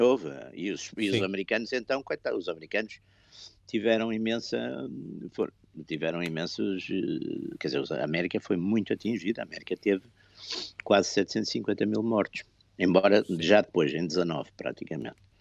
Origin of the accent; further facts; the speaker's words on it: Porto, Norte, Portugal; eu, eu, sou do Porto